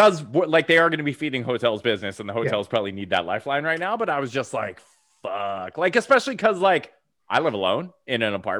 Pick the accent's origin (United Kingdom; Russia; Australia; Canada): Canada; we're Canadian